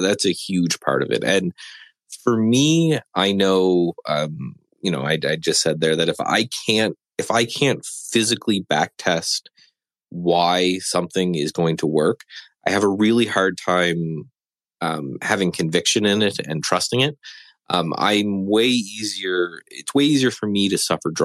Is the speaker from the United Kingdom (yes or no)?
no; Canada; living in Canada and being Canadian